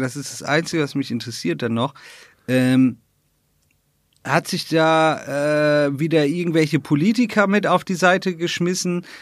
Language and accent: German; Northern Germany, Germany; moved away; ich komme aus Norddeutschland